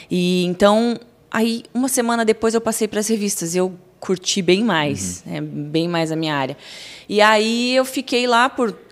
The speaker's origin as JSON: {"language": "Portuguese", "town": "Curitiba", "region": "Paraná", "country": "Brazil", "said": "Curitiba. Curitibana."}